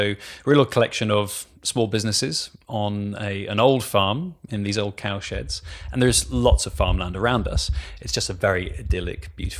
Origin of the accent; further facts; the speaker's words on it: France; I grew up in France, I had two parents who loved drinking lots of nice wines and got to visit lots of wine regions.